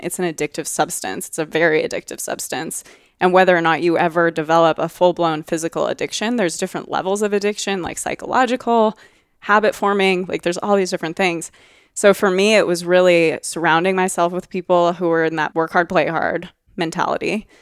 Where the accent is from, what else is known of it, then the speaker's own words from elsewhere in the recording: Oregon, United States; I'm from Oregon. I'm very proud of being from Oregon